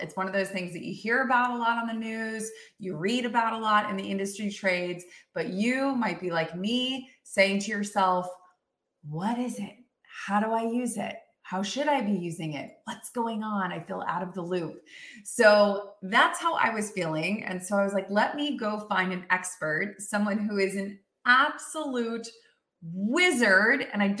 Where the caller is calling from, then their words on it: Austin, Texas, United States; I'm coming in from Austin, Texas.